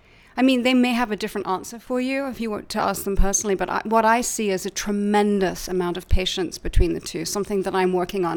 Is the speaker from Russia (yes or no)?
no; Laleham, South East England, United Kingdom; My whole childhood. In fact, my parents only recently moved out of my childhood home.